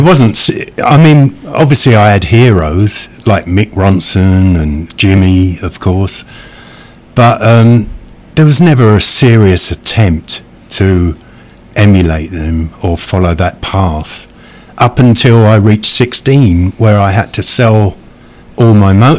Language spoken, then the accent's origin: English; England, United Kingdom; Being English, pretty standoffish, you know. Shaking hands and hugging is not natural, but I've been here so long that I hug and shake hands all the time.